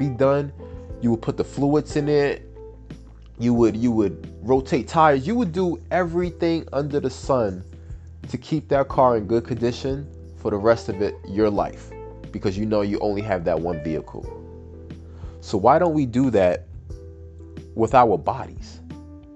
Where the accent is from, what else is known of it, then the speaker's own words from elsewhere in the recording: Peekskill, New York, United States; also born or lived in Bronx, New York; I was born and raised in the Bronx until I was about 8 or 9, and then I moved a little further upstate to Westchester, New York